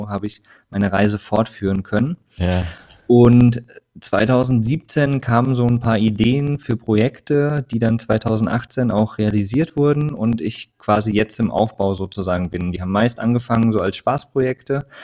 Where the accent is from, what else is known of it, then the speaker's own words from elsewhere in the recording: Hesse, Germany; also born or lived in Saxony / Rhineland-Palatinate / Bavaria; bin geboren in Sachsen, äh, aufgewachsen in Hessen, Rheinland-Pfalz, habe in Bayern gelebt